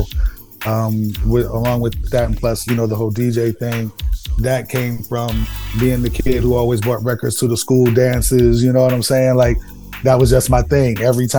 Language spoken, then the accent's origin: English; East Coast, United States; Plus, I grew up on the East Coast and West Coast, so it was just a nice, you know, mixture of sounds that, you know, got me into music.